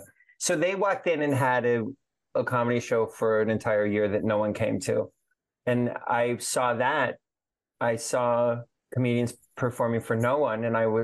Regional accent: Aurora, Colorado, United States; But I grew up in Aurora, Colorado.

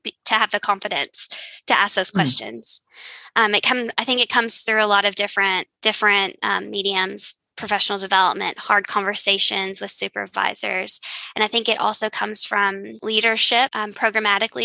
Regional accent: Eastern Kentucky, United States; my family is from Appalachia. We're from Eastern Kentucky.

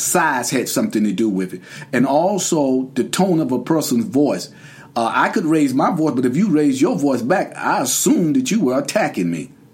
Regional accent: Durham, North Carolina, United States; I'm from Durham, North Carolina originally.

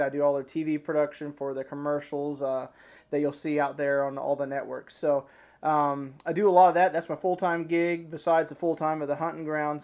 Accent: Arkansas, United States; also born or lived in Ozarks; now in Missouri, United States; I'm from Arkansas originally, and now I live just over the line in Missouri.

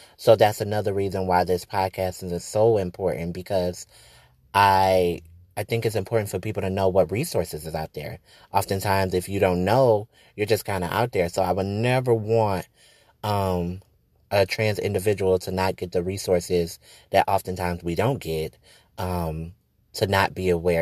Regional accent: Detroit, Michigan, United States; I'm from Detroit, born and raised

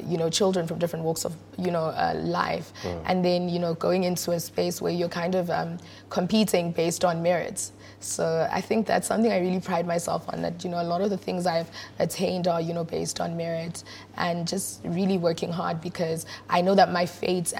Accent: Johannesburg, Gauteng, South Africa; also born or lived in Soweto / Lenasia / Brakpan / Yeoville; Born and bred in Johannesburg

